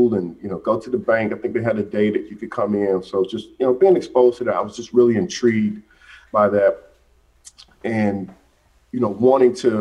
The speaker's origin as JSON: {"language": "English", "town": "Atlanta", "region": "Georgia", "country": "United States", "tie": "born or raised there", "said": "I'm from Atlanta, grew up on the west side of Atlanta."}